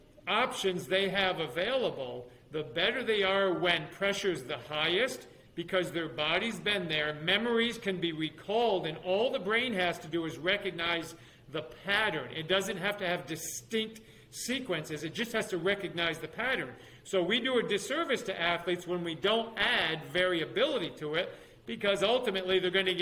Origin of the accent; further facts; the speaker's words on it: New York, United States; moved away as an adult; also born or lived in Alabama / Florida; my home state of New York